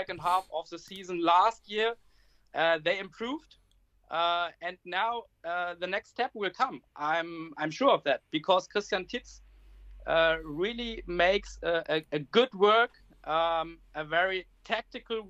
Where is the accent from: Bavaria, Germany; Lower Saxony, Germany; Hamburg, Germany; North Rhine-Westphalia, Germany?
Lower Saxony, Germany; Hanover; here in my hometown in Hanover.